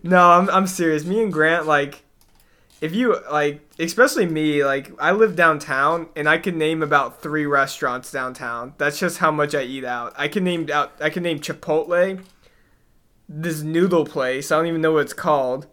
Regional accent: the South, United States; moved away; I'm from the South

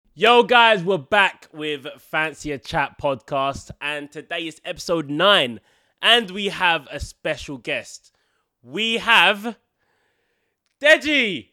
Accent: Mayo, Connacht, Ireland; I'm from Mayo.

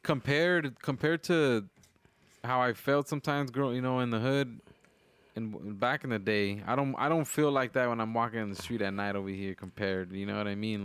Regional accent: Wilmington, California, United States; now in Decatur, Georgia, United States; growing up in Wilmington, we hear gunshots at night

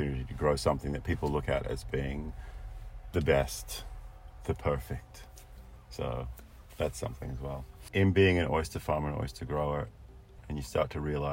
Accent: Australia; moved away; Growing up in Australia, we have oysters all over the East Coast

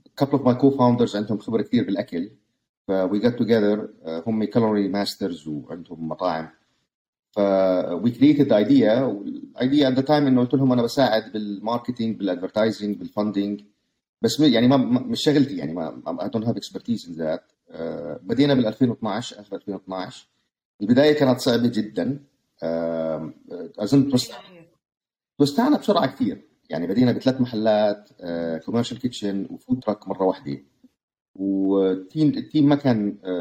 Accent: Jordan; moved away as an adult; now in United States; انا طبعا ولدان بالاردن كملت هاي سكول بالاردن

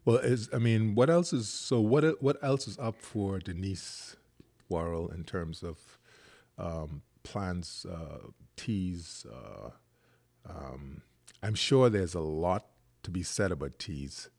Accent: Eight Mile Rock, Grand Bahama, Bahamas; growing up in Eight Mile Rock

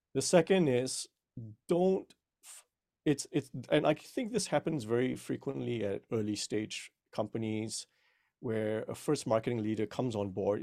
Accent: Malaysia; now in United States; I was originally born and raised in Malaysia, but I've been here in the United States for over twenty years now.

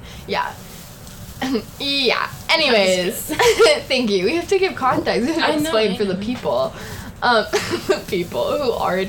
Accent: Seattle, Washington, United States; moved away; also born or lived in Bellevue, Washington; I'm from Seattle, Washington.

